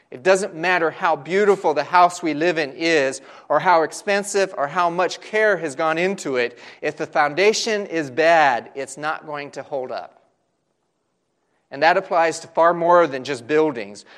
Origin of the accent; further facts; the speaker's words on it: Southern California, United States; growing up in Southern California